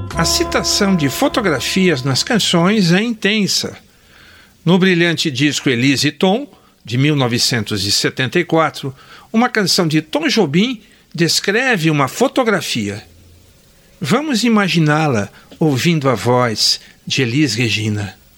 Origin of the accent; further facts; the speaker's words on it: Botucatu, São Paulo, Brazil; Recordo de dois estúdios fotográficos da minha infância e adolescência lá em Botucatu